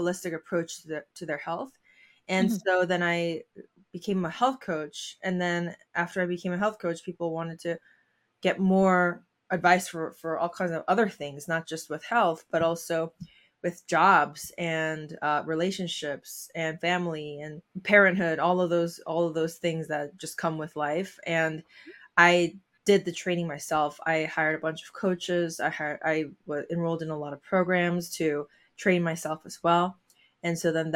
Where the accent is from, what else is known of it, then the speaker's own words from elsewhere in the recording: Seoul, South Korea; now in Baltimore area, United States; I am an immigrant from Seoul, South Korea.